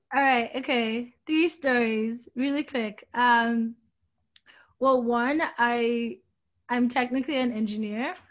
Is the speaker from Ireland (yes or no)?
no; Nigeria; moved away; also born or lived in New York; I grew up in Nigeria. I grew up around fashion in Nigeria